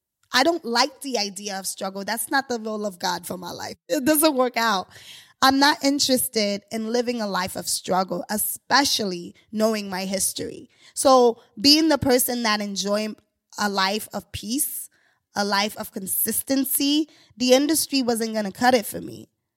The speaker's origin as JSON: {"language": "English", "region": "New York", "country": "United States", "said": "I'm a New Yorker. I was like, I don't drive"}